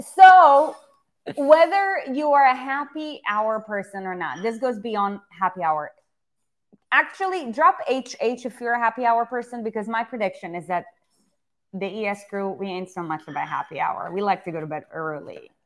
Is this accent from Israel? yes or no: yes; Israel; moved away; I grew up in Israel